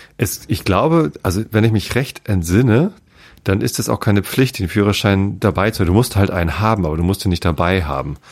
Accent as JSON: {"language": "German", "country": "Germany", "tie": "born or raised there", "said": "ich bin ja im, im, im, Speckgürtel von Hamburg auch groß geworden."}